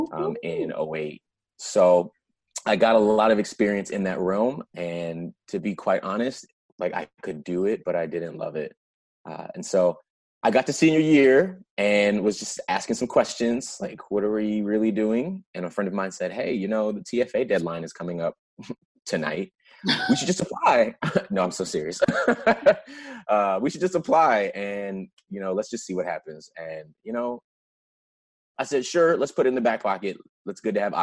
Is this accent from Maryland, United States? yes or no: yes; Prince George's County, Maryland, United States; I grew up in Prince George's County, Maryland, right outside DC